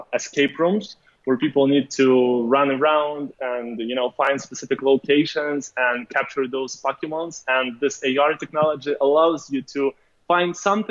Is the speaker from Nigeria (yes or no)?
no; Ukraine; moved away as an adult; now in Los Angeles, United States; I'm from Ukraine. So basically, I moved to Los Angeles more than 2 years